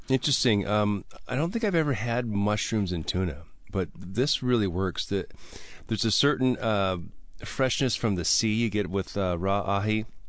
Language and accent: English; Milwaukee, Wisconsin, United States; moved away; I'm from Milwaukee, so PBR is always um, local to me